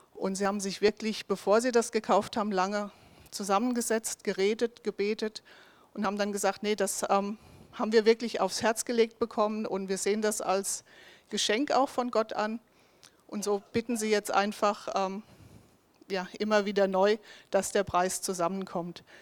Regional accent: Bensheim, Hesse, Germany; also born or lived in Bavaria / Sweden / Mühltal; ich komme tatsächlich hier ganz aus der Nähe, bin in Bensheimzell aufgewachsen

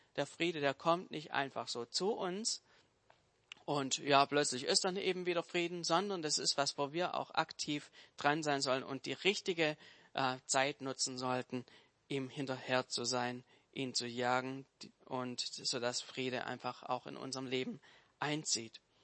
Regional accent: Swabia, Germany; Als Schwabe

